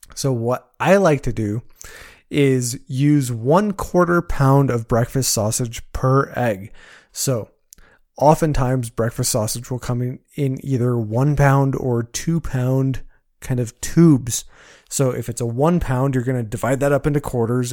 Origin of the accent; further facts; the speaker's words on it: Colorado, United States; moved away as an adult; Growing up in Colorado